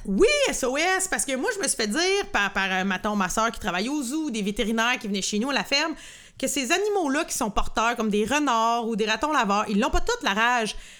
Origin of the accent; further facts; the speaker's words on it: Lanaudière, Quebec, Canada; on vient de la Naudière